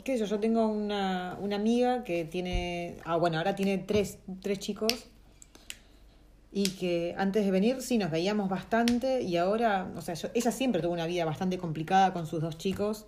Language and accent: Spanish; Argentina; moved away as an adult; aprender español de un argentino es como querer aprender inglés de un australiano, justamente. O sea, porque somos los que más, eh, ¿cómo se dice?, deformamos el, idioma